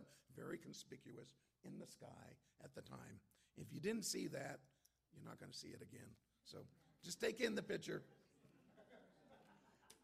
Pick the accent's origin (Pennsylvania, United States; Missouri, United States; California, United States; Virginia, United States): California, United States; Antelope Valley; I'm from the Antelope Valley